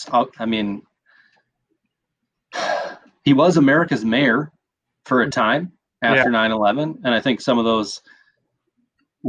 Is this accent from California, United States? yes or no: no; Quincy, Illinois, United States; moved away; I'm in Quincy, Illinois